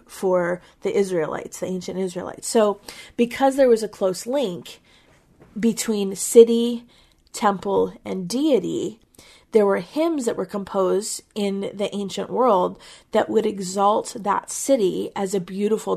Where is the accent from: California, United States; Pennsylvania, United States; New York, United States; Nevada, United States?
Pennsylvania, United States; we're from Pennsylvania